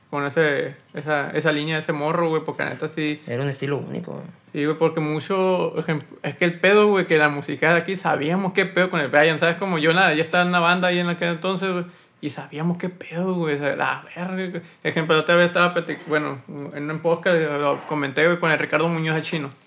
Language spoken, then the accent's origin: Spanish; Sonora, Mexico; also born or lived in Ciudad Obregón, Sonora; Soy de Obregón. Oh. Nacido en Obregón, pero pues toda la vida vivo aquí